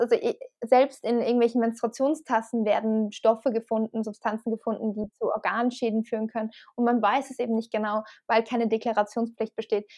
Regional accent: Salzburg, Austria; moved away; ich bin auch in Österreich aufgewachsen tatsächlich.

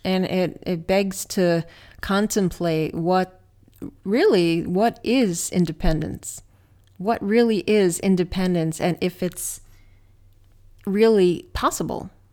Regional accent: New Jersey, United States; I grew up in New Jersey

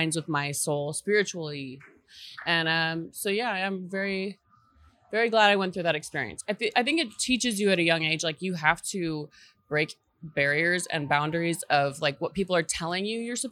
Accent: Boise, Idaho, United States; also born or lived in Utah; I grew up in Idaho, Boise, Idaho.

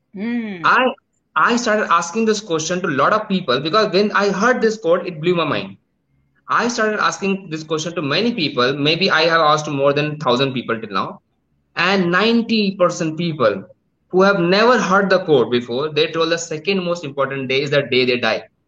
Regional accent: India; I am from India, but due to some uh, work, right now I am sitting in Thailand

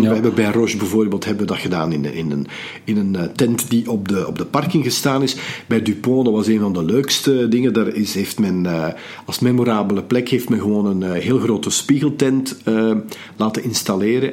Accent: Belgium; we zijn als Belgen

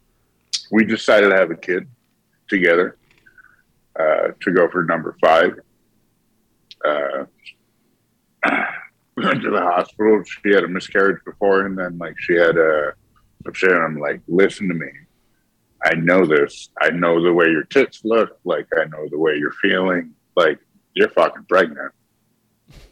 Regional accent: New York, United States; So I'm from New York

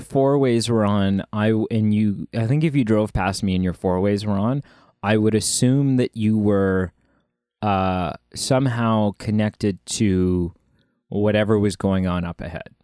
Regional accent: Canada; we're Canadian

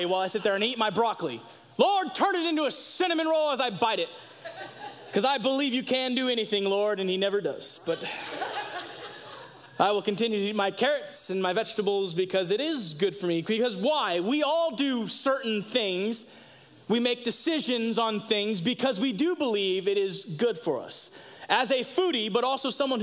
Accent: United States; as an American living in 2022

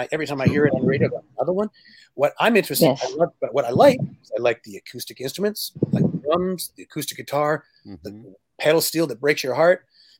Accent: Canada; But I come from Canada, and there's a lot of singer-songwriters like …, for example.

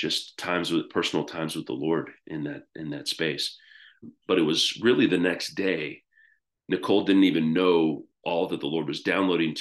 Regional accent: United States; moved away as an adult; now in United Kingdom; I'm American

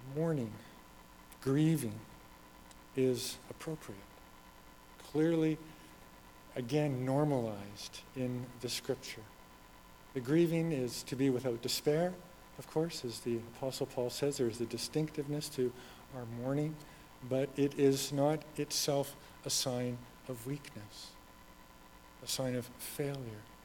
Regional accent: Red Deer, Alberta, Canada; moved away; I'm from Red Deer. That's home for me

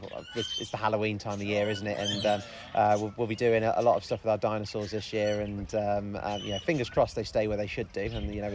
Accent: United Kingdom; But even so, we're British. We've got to complain about it

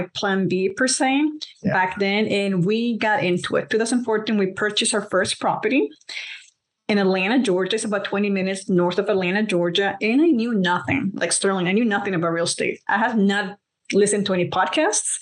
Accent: Colombia; moved away; I'm from Colombia, so we're immigrants

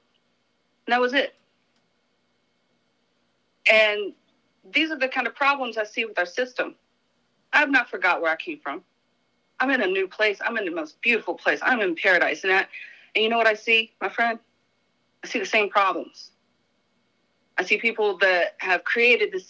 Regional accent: North Carolina, United States; moved away as an adult; also born or lived in Florida; now in Hawaii, United States; raised in North Carolina

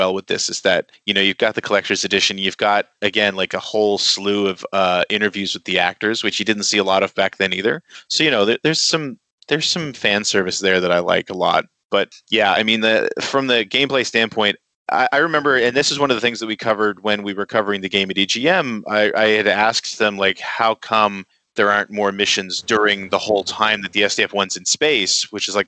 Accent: Canada; as a Canadian

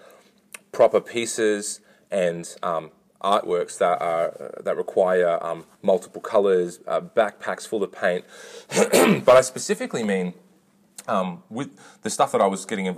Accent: Katoomba, New South Wales, Australia; also born or lived in Lidcombe, Sydney / North Richmond / Melbourne; I was born in Lidcombe, Sydney, and I moved to Katoomba when I was 2 weeks old, and I was raised in the Pentecostal Church, so an AOG congregation in Katoomba

